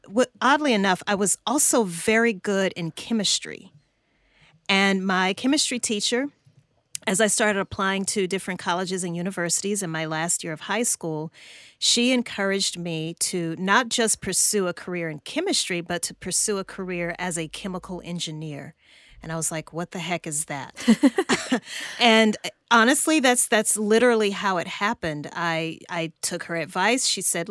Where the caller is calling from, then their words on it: Atlanta, Georgia, United States; I am in Atlanta, Georgia, in the U.S.